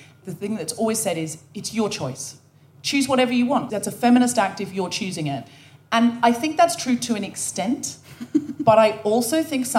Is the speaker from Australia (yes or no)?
yes; Australia; now in United Kingdom; never went back to Australia to live, and always figured that though I felt more British, identify as British, that there was a little bit of Australian still in me.